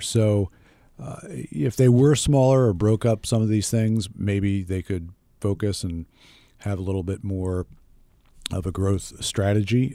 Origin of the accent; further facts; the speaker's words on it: United States; I'm an American